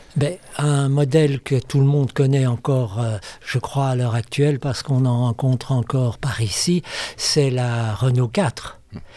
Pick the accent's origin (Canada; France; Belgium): Belgium; je suis belge